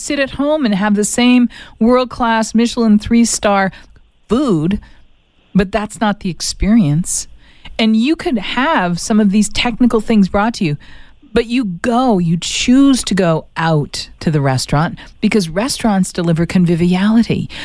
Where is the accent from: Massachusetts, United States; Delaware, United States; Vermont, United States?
Massachusetts, United States; Boston; I grew up in Boston going to Red Sox games